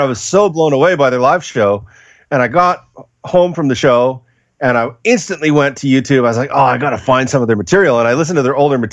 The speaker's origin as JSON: {"language": "English", "country": "Canada", "moved": "yes", "said": "I'm originally from Canada"}